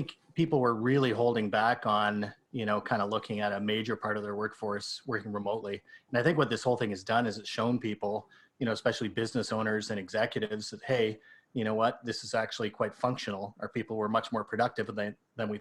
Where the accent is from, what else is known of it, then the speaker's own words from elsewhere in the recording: Canada; I'm Canadian